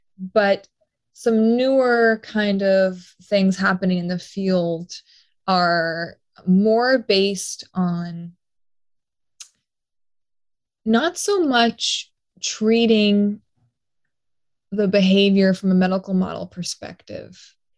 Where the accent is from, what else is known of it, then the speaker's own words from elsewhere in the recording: Austin, Texas, United States; also born or lived in Mexico / Portugal / New York; I say I'm from Austin, but I was born in Mexico, lived in Portugal as a child until like 6 years old, and then New York and Long Island, and then Austin.